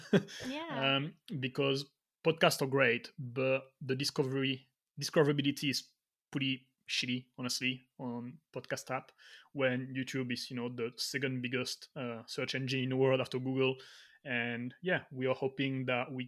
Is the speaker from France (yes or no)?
yes; France; moved away; also born or lived in Miami / Australia / England; From France